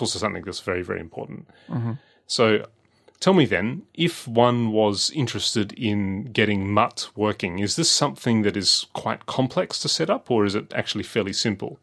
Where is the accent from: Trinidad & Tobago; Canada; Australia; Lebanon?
Australia; growing up in Australia